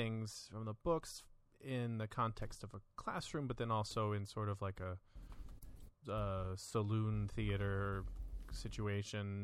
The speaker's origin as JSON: {"language": "English", "region": "Florida", "country": "United States", "tie": "born or raised there", "said": "I grew up in Florida"}